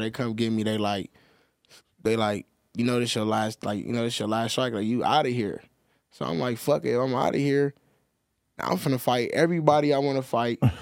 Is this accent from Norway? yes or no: no; Los Angeles, California, United States; I grew up in, like, all over South Central